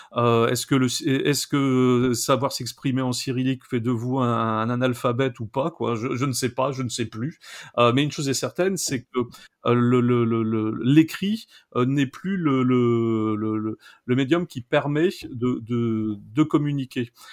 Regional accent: Pas-de-Calais, Hauts-de-France, France; je suis né en 1965 dans le Pas-de-Calais, je suis originaire du Pas-de-Calais

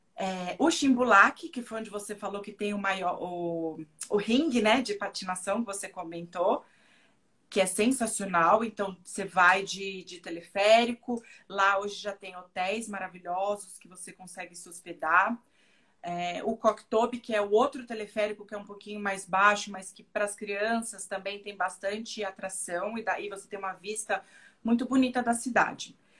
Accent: São Paulo, Brazil; moved away as an adult; now in Kazakhstan; eu que sou de São Paulo

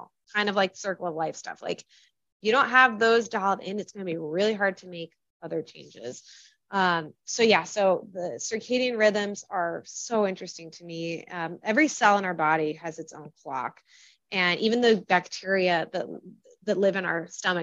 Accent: California, United States; moved away as an adult; also born or lived in Washington, District of Columbia, United States / San Francisco / Chicago; I was in DC and I'm from California

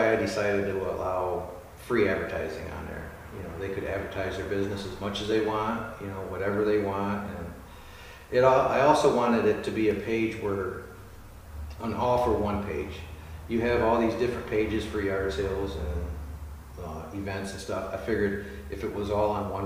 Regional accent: Ionia, Michigan, United States; growing up in Ionia, I've lived here my whole life

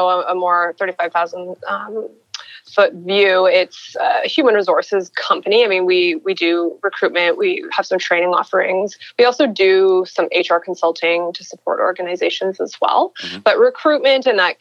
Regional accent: Edmonton, Alberta, Canada; I'm a girl from Edmonton, grew up in Edmonton, Alberta

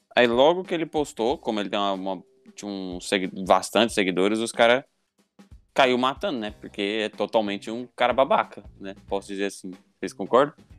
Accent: Goiânia, Goiás, Brazil; a gente é de Goiânia

